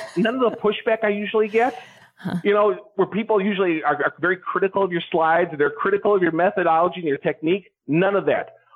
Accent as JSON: {"language": "English", "region": "Wisconsin", "country": "United States", "said": "move back to Wisconsin, which is my home state"}